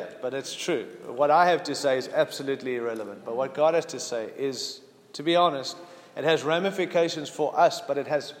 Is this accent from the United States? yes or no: yes; United States; I hope you can understand my accent. I'm a bit messed up, but I'm an American, and I'm proud to be one.